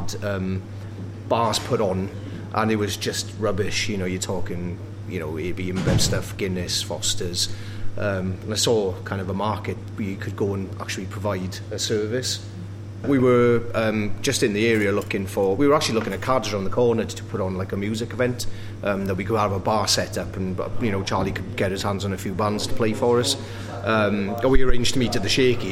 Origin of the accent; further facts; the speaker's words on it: Wales, United Kingdom; now in Sheffield, United Kingdom; I can't be that Welsh, and I'm like, yeah, I am